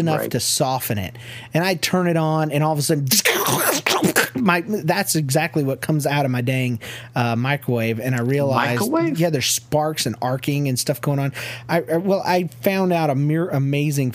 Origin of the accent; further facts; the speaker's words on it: the South, United States; now in Kansas City, United States; I'm from the South